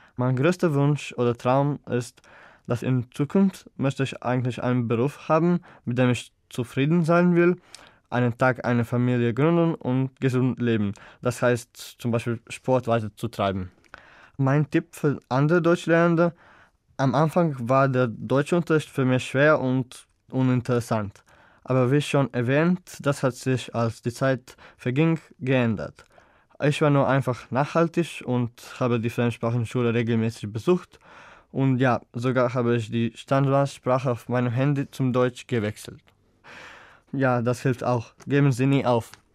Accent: Zagreb, City of Zagreb, Croatia; German is a second language; Ich komme aus Zagreb bzw. Land Kroatien und ich bin im Jahr 2002 geboren

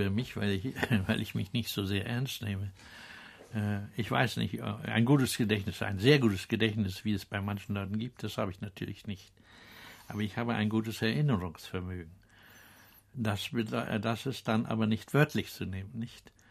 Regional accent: Benz, Mecklenburg-Vorpommern, Germany; Ja, äh, meine Heimat. Ja. Ja, ich äh, habe, ich bin äh, in Drei Kilometer hinter dieser Küste gibt es eine Kirche, der ein Ort, der heißt

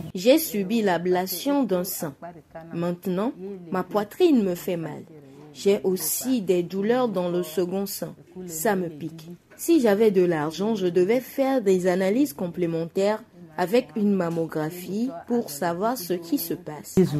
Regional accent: Togo; chez nous au Togo

